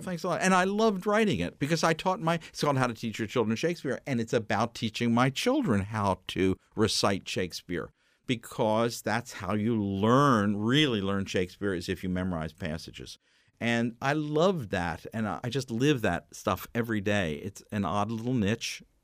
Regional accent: York, Pennsylvania, United States; I was growing up in York, Pennsylvania, little York in the Amish country

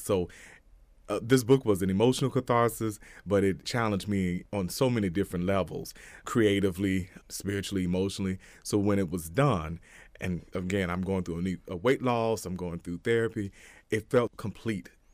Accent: Hot Springs, Little Rock, Arkansas, United States; also born or lived in Malvern, Arkansas; we moved to Little Rock from Hot Springs

